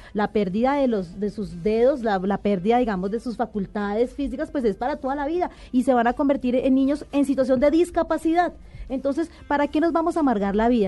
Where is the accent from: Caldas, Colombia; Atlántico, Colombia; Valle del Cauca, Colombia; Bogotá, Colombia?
Bogotá, Colombia; yo soy de Bogotá